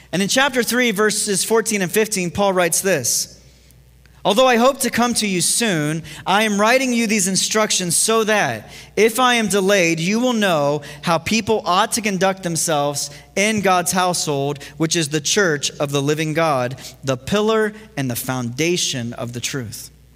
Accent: Ohio, United States; moved away; growing up in Ohio

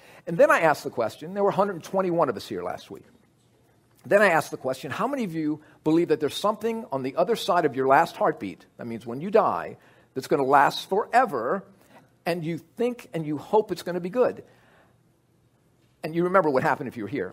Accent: United States; I'm an American

